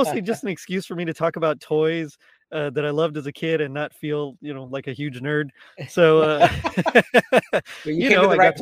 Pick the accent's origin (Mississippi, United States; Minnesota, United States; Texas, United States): Texas, United States; Rio Grande Valley, South; moved away as an adult; also born or lived in Dallas-Fort Worth area, Texas; now in Dallas-Fort Worth, United States; I'm originally from South Texas. I'm from the Rio Grande Valley, Edinburgh, McAllen, Brownsville area